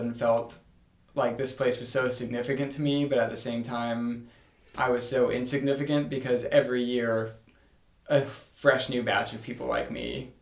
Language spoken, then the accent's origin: English; Indiana, United States; I'm from Indiana